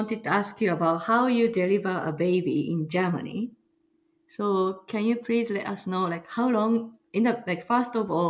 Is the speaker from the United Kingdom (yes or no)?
no; Japan; also born or lived in Chicagoland, Illinois, United States; now in Chicago, United States; I'm from Japan, but currently live in Chicagoland, Illinois, USA.